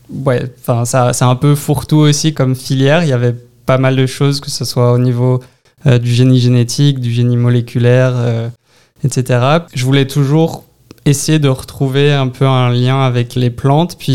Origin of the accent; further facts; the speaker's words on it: Brittany, France; now in Canada; Bretagne, du nord-ouest de la France. Euh, j'ai pas mal bougé dans mon enfance, mais euh, c'est vraiment là d'où je viens.